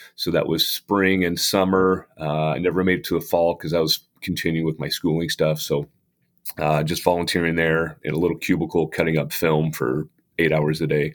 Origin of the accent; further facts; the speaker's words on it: Lebanon, Oregon, United States; also born or lived in Salem, Oregon; I get a chance to be a head coach in my hometown